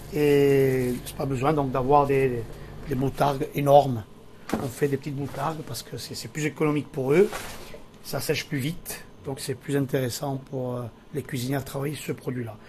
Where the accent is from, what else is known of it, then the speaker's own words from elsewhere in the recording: Bastia / Corse-du-Sud, Corsica, France; je suis né à Bastia. Euh, ensuite, on était parti vivre sur euh, la Corse du Sud avec mes parents et tout